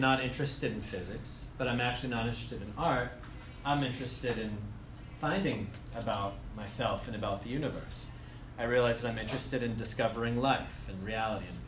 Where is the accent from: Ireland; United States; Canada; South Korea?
United States; Andover, Massachusetts; moved away as an adult; Originally, I'm from Andover, so I went to Bancroft and Doherty High School